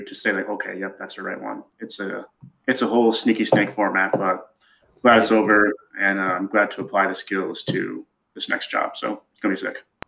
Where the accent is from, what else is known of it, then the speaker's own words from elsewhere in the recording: Wisconsin, United States; moved away as an adult; also born or lived in Oklahoma / West Point, New York / Missouri / Seattle, Washington; now in Chicago, United States; I was born in Oklahoma. Then I went to the middle of nowhere, Wisconsin, where I fought cows and raised sheep